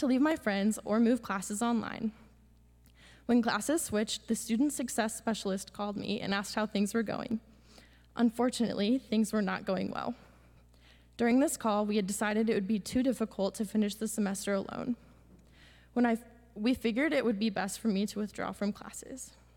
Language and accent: English; Pella, Iowa, United States; I'm from Pella, Iowa.